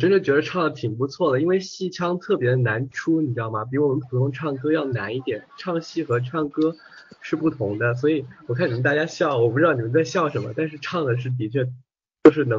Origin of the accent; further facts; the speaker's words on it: Hunan, China; accent: Hunan; 用我们湖南话说就是特别的呃，湖南话啊，哎呀，怎么说呀？我不知道怎么说，我好久没说湖南话了。